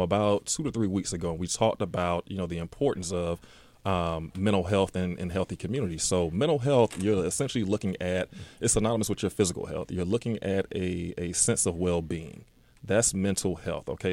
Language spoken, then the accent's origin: English; Decatur, Georgia, United States; also born or lived in Atlanta / Stone Mountain; grew up in Decatur